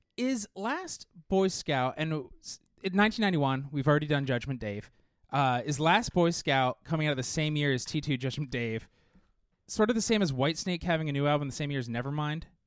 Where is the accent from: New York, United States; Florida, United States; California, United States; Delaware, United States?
California, United States; Southern; as a kid growing up in Southern California